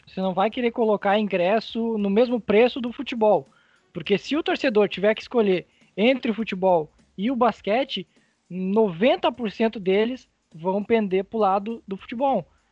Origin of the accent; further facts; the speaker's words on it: Venâncio Aires, Rio Grande do Sul, Brazil; Eu sou de Vena Soares